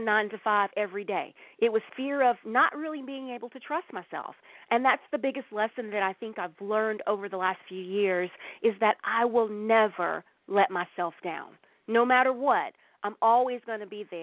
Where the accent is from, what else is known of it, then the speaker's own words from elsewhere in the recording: the Bible Belt in the South, United States; I grew up in the Bible Belt in the South